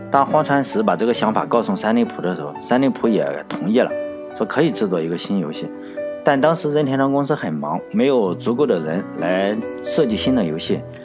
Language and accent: Chinese; China; 咱们大陆这边都叫桃子公主